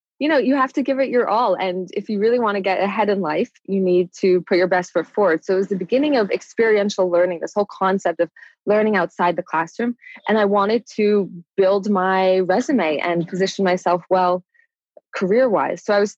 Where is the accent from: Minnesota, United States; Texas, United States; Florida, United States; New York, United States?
New York, United States; also born or lived in London / Maryland; I grew up in London, Maryland, and New York. And growing up in New York, you start growing up really fast.